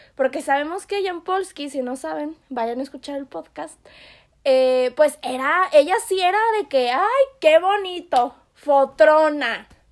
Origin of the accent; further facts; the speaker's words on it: Yucatán, Mexico; yo soy yucateca